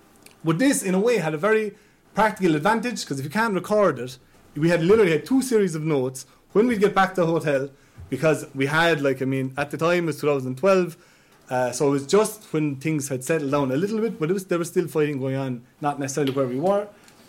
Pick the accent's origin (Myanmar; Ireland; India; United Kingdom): Ireland; But as an Irish person, I had a huge advantage.